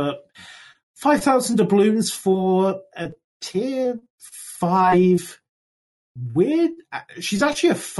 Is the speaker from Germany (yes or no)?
no; United Kingdom; I am British